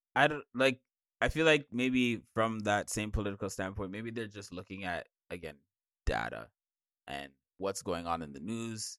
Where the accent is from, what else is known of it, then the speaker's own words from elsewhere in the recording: Jamaica; I'm Jamaican.